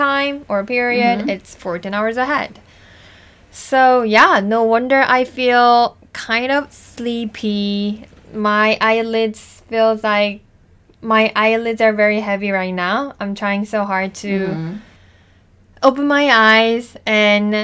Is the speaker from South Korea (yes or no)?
yes; South Korea; moved away as an adult; now in United States; going back to Korea because I already started my career life here